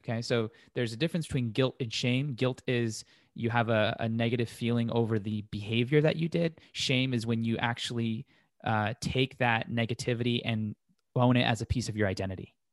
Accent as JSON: {"language": "English", "town": "Las Vegas", "region": "Nevada", "country": "United States", "tie": "born or raised there", "said": "grew up in Las Vegas, still here"}